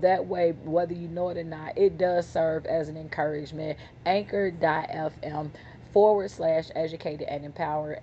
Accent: Chicago, Illinois, United States; I'm from Chicago.

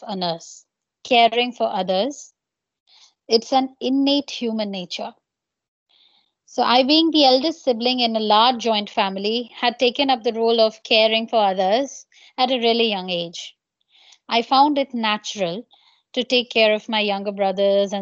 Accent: Bishnupur, West Bengal, India; So I hail from West Bengal. It's a small district called Bankura. And there in my little town, Bishnupur

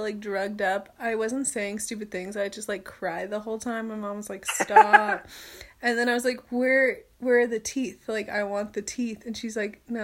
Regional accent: California, United States; I said I was from California

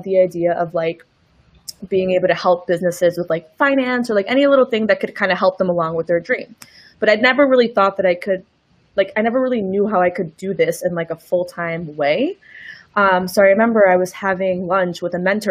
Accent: New York City, New York, United States; moved away as an adult; also born or lived in Chile; I grew up in New York

